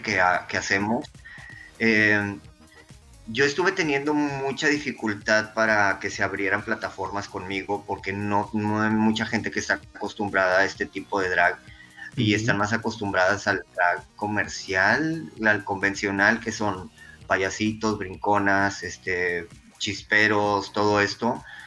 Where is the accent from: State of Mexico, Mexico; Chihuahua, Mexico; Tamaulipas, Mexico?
Tamaulipas, Mexico; Reynosa; now in Monterrey, Mexico; Yo soy de Reynosa, Tamaulipas. Me vine a vivir aquí a Monterrey, ya tengo más de 20 años viviendo aquí en Monterrey.